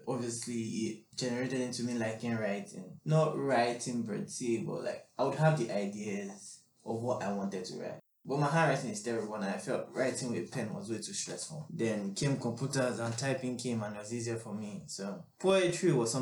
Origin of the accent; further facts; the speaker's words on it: Nigeria; moved away; also born or lived in Liberia; I grew up 15 years in Nigeria